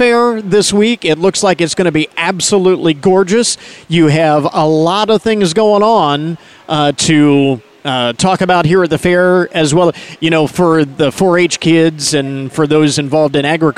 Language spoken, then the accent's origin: English; Logan County, Ohio, United States; where I grew up in Logan County, we had horses